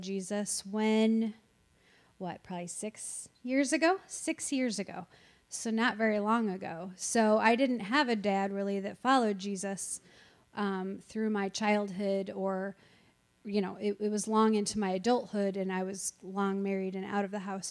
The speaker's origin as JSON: {"language": "English", "town": "Eureka", "region": "Illinois", "country": "United States", "tie": "born or raised there", "also_born_or_lived": "Congerville", "said": "So I grew up here in Eureka. I've always lived in Eureka, except a little tiny time when I didn't live in Eureka and I lived in Congerville."}